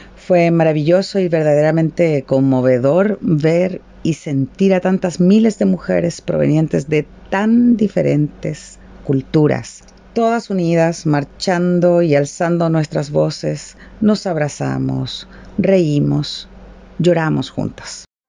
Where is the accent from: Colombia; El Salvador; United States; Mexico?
El Salvador